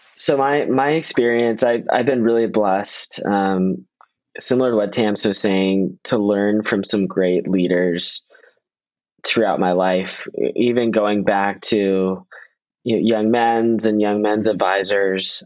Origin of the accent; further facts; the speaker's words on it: Northern Virginia, United States; I'm a local. I'm from Northern Virginia